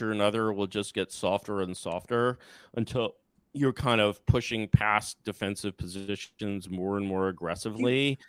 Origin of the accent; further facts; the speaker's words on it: United States; I'm an American.